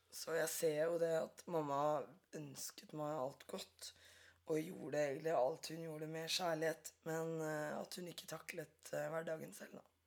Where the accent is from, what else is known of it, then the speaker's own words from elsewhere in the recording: Drammen, Buskerud, Norway; Jeg er fra Drammen